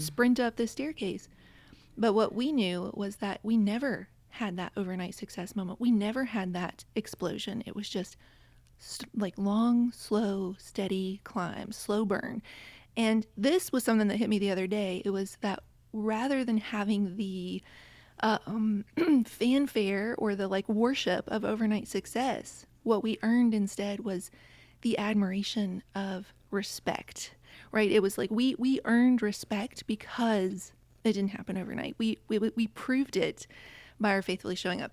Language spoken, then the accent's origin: English; West Virginia, United States; now in Connecticut, United States; I grew up in West Virginia, and now I'm in Connecticut